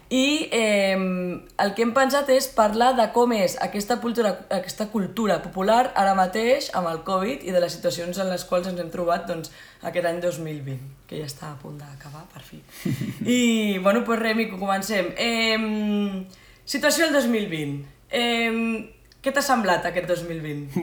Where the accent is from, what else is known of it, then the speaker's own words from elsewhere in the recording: Sitges, Catalonia, Spain; Nosaltres som de Sitges, és a dir, comarca el Garraf